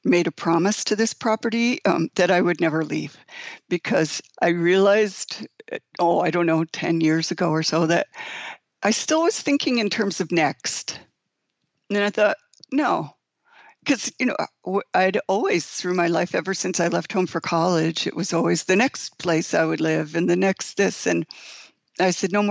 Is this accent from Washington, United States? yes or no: no; Brewster, New York, United States; now in Long Island, United States; I was born in Brewster, New York, which is in Putnam County